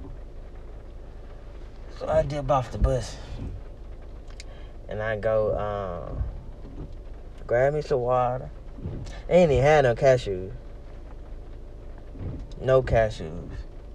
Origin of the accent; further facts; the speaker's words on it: Memphis, Tennessee, United States; moved away; I went to Memphis, my hometown.